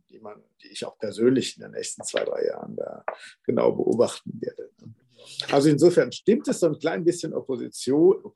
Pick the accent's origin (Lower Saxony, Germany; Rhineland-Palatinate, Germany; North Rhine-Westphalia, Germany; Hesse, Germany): North Rhine-Westphalia, Germany; Arnsberg; er wohnt hier in Arnsberg, also meiner Heimatstadt.